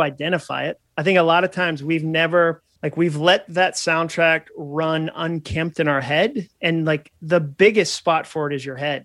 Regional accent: New England, United States; now in Nashville, United States; I grew up in New England

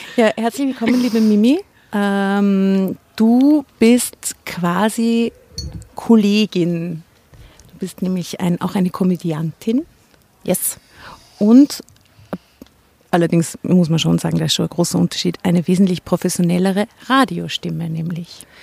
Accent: Enns, Upper Austria, Austria; Ich bin in Enns geboren.

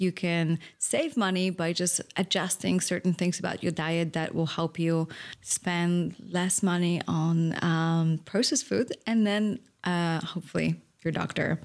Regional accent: Poland; moved away; I grew up in Poland

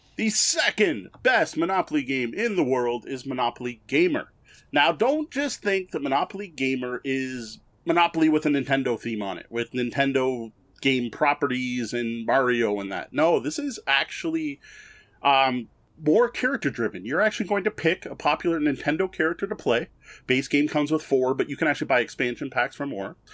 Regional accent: Canada; I'm Canadian.

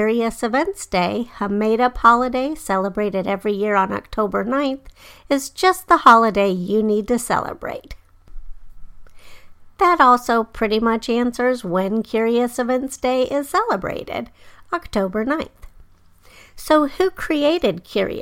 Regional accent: Denver, Colorado, United States; moved away; I grew up in Denver, but I moved away by the time the new airport DIA was being built.

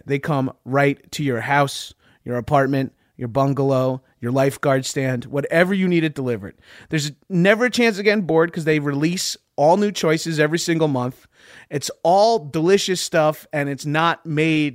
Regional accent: Long Island, New York, United States; I'm from Long Island, albeit I'm not Jewish

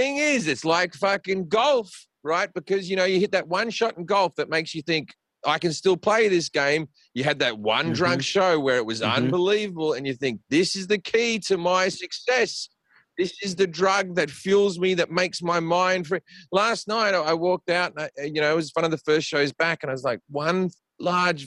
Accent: Australia; moved away as an adult; now in United States; guys I grew up with in Australia

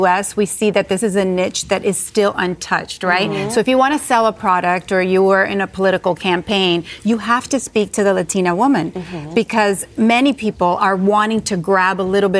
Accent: United States; I was born in the United States. My parents are from Cuba.

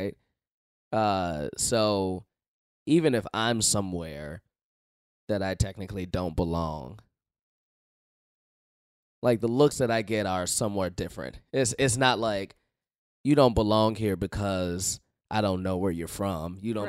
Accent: Chicago, Illinois, United States; I grew up in Chicago. It's the same. I've been in the bubble my entire fucking life.

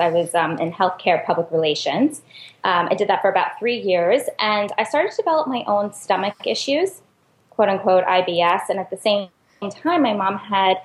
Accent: New York City, New York, United States; I'm a New Yorker

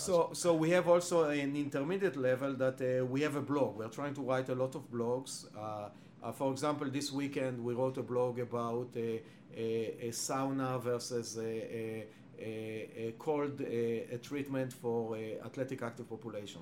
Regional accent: Israel; English is a second language; moved away as an adult; now in Cambridge, United States; I was born and raised in Israel

